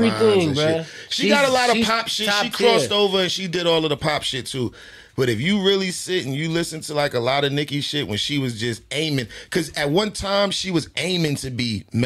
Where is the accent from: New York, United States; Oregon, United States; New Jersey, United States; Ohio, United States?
New York, United States; I'm from New York City.